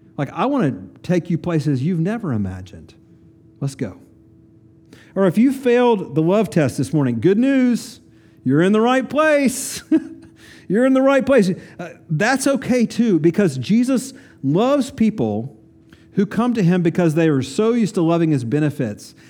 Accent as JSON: {"language": "English", "town": "Kingsport", "region": "Tennessee", "country": "United States", "tie": "born or raised there", "said": "I grew up in Kingsport, Tennessee, northeast corner of Tennessee"}